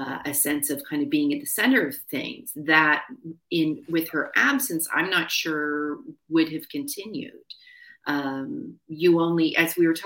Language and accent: English; Canada